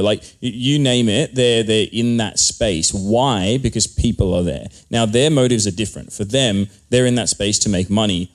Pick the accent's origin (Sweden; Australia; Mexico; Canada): Australia; I am from Australia